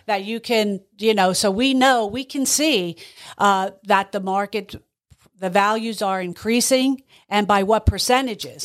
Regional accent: Boyertown, Pennsylvania, United States; I grew up in the Valley Boyer town

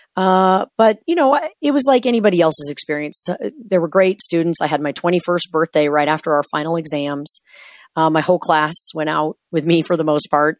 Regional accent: Washington, United States; I drove back home into my hometown, done with my training

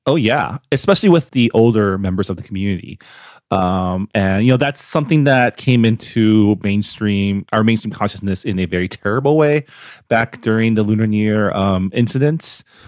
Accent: San Gabriel Valley, California, United States; growing up, uh, it's not the same now 'cause I moved away from the San Gabriel Valley

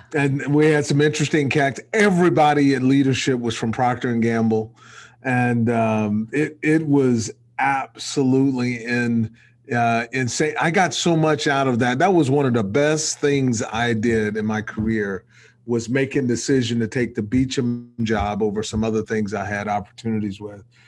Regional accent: Texas, United States; I'm a Texan, so I grew up in Texas

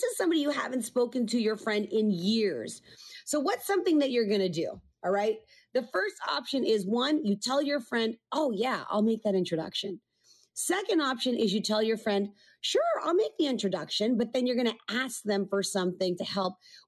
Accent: Canada; I'm Canadian.

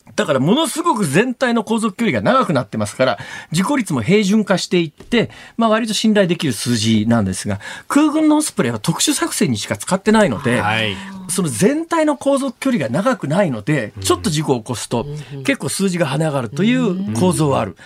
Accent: Kansai, Japan; 私は関西から来てますから

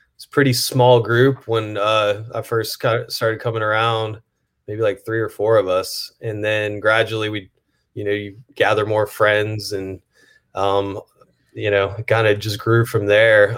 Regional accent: Atlanta, Georgia, United States; moved away as an adult; also born or lived in Buffalo, New York; now in New Orleans, United States; I was born in Buffalo. Um, we moved out of Buffalo when I was probably, I don't know, five or six years old to Atlanta. Um, grew up in Atlanta

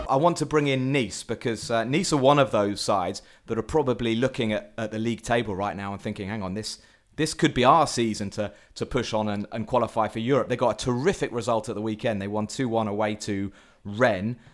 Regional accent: England, United Kingdom; as an Englishman

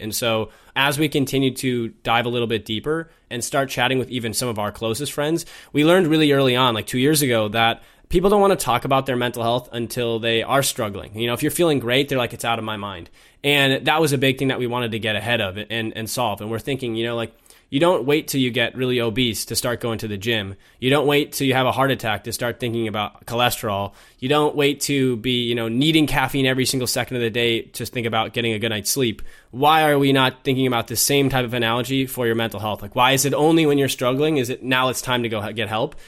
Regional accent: Minnesota, United States; moved away as an adult; also born or lived in London; I was born and raised in Minnesota

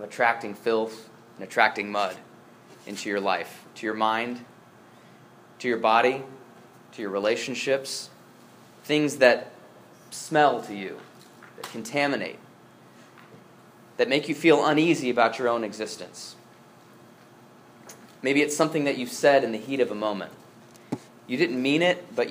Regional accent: Northeast Ohio, United States; moved away; I grew up in Northeast Ohio

